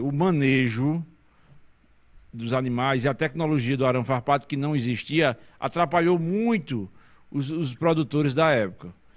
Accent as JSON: {"language": "Portuguese", "region": "Paraíba", "country": "Brazil", "said": "saímos de João Pessoa, a, a nossa capital"}